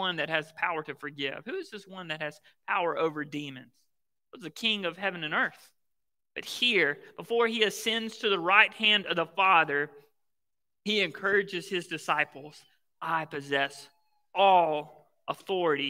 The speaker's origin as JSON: {"language": "English", "region": "Mississippi", "country": "United States", "tie": "born or raised there", "said": "I grew up in Mississippi, right? The Bible Belt."}